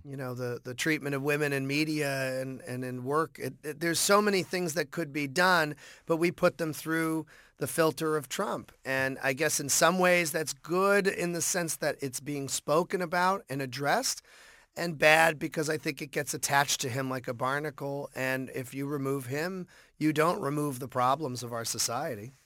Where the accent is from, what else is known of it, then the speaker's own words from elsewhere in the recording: Boston, Massachusetts, United States; growing up in Boston